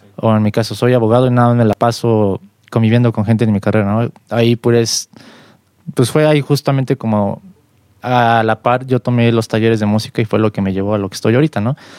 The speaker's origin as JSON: {"language": "Spanish", "region": "Mexico City", "country": "Mexico", "said": "yo soy músico aquí de la Ciudad de México"}